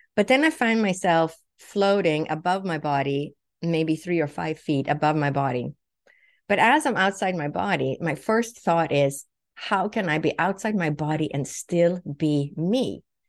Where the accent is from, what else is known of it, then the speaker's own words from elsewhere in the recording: Sweden; English is a second language; also born or lived in Huntington Beach, California / Boston; now in United States; I was born and raised in Europe, in Sweden